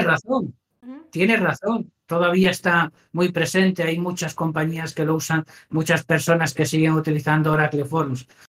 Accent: Asturias, Spain; moved away; yo soy de Asturias

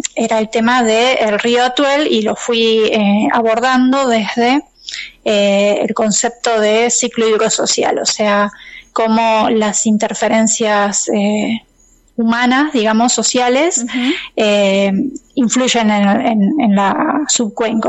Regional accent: Santa Rosa, La Pampa, Argentina; moved away as an adult; now in Bahía Blanca, Argentina; yo soy, nací en Santa Rosa, eh, después eh, por distintas cuestiones me fui, bueno, me fui en realidad para estudiar y después me vine acá a Bahía Blanca

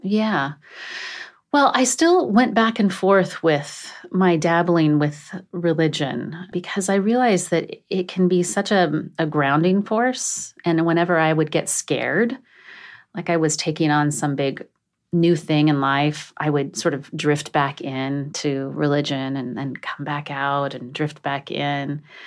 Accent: a really small town in Oregon, United States; also born or lived in Southern California; I was born in Southern California, but my parents, so my mom married a man who was not my father, and we moved to a really small town in Oregon

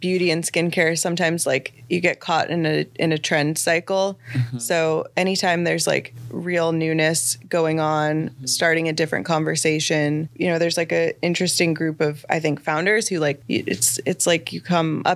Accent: Midwest, United States; moved away; I'm originally from the Midwest.

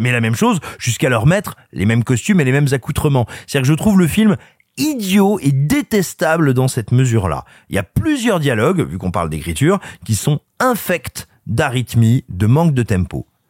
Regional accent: France; moved away; also born or lived in Burgundy / Cantal / Allier; je suis né en Auvergne et j'ai grandi, grosso modo, entre la Bourgogne, le Cantal, l'Allier

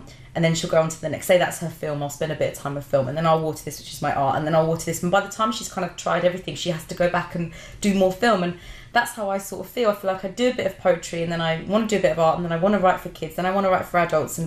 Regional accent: London, United Kingdom; I grew up in Brixton

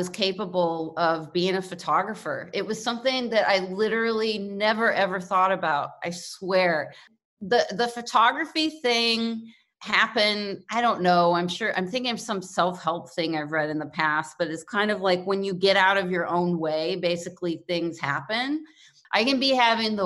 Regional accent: Kentucky, United States; moved away; also born or lived in New York City; I'm from Kentucky

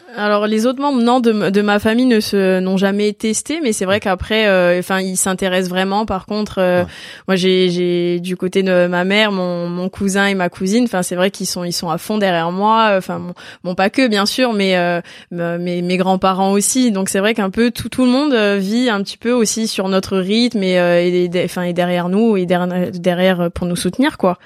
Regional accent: Ajaccio, Corsica, France; je suis née à Ajaccio

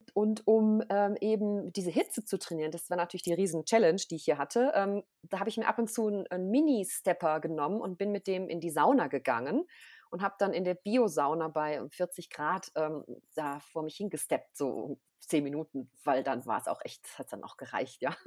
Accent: North Rhine-Westphalia, Germany; moved away as an adult; also born or lived in Austria; now in St. Moritz, Switzerland; Also ich komme ursprünglich aus Nordrhein-Westfalen

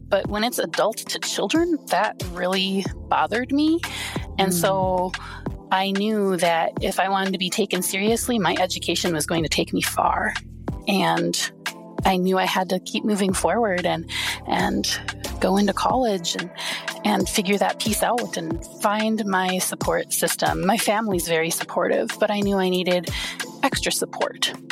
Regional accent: Wisconsin, United States; I grew up in a small Wisconsin town.

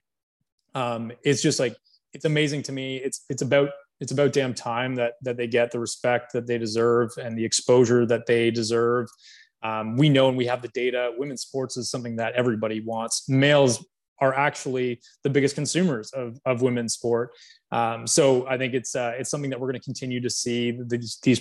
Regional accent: Canada; I'm from Canada

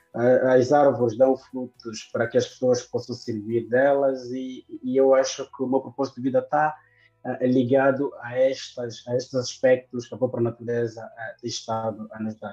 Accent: Viana, Luanda Province, Angola; cheguei em Luanda em 92, fiquei é no município de Viana, onde cresci. Toda a minha infância, ensino primário foi em Viana

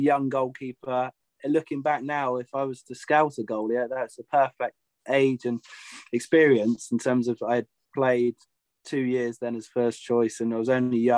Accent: Yeovil, South West England, United Kingdom; growing up in the Yeovil area

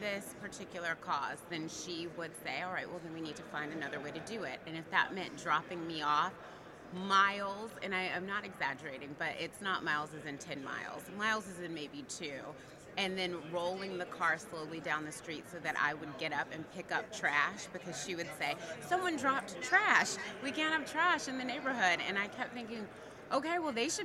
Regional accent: Atlanta, Georgia, United States; also born or lived in Virginia / Tennessee / Texas / California; now in New York, United States; I am originally from Atlanta, Georgia

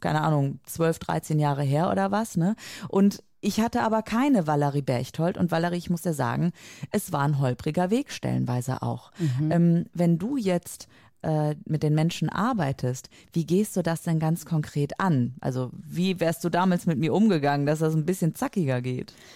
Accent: near Cologne, North Rhine-Westphalia, Germany; ich komme aus der Nähe äh, von Köln, Rheinland

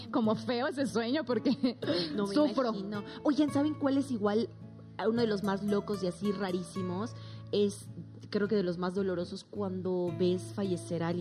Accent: Bolivia; now in Mexico; cuando me vine de Bolivia a México ya no tenía como esa, vamos a llamarlo protección de inmediato que yo pudiese llamar a mis papás

